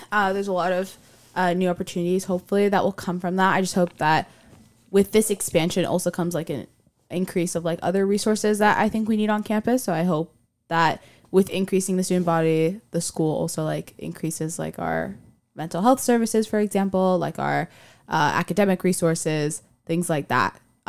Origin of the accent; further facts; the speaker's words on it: Miami, Florida, United States; moved away as an adult; Because I'm from Miami, and I'm very adamant about being from Miami